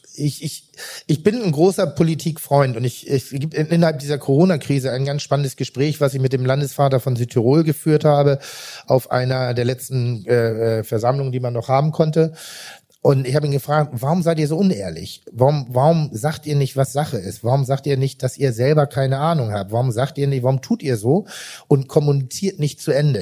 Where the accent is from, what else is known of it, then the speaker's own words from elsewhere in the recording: Pinneberg, Schleswig-Holstein, Germany; Ich komme vom Land und, und äh, ich bin im Land groß geworden